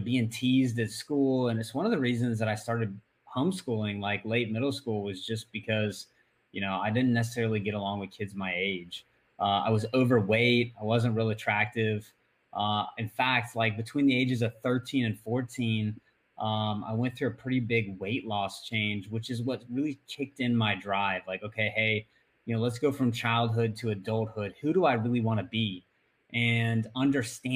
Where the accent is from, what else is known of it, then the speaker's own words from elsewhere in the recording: Northwest Florida, United States; I grew up in Northwest Florida, so same place that I still am today